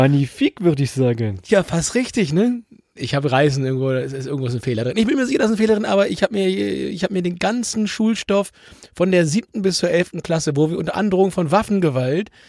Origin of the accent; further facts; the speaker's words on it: Germany; wir kommen ja aus dem Grenzgebiet zu Nordrhein-Westfalen